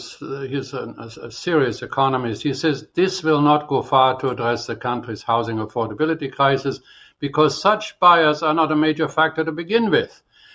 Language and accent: English; Canada; I wonder how we would feel as Canadian if the U.S. said, you know what? You're going to Prince to Palm Springs, not allowed.